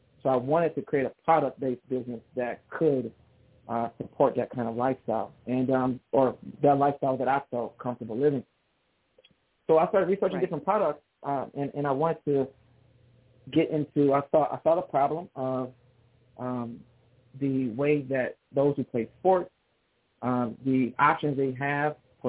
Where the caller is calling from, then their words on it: Detroit, Michigan, United States; I'm doing well from Detroit, Michigan. We're enjoying this new fall weather.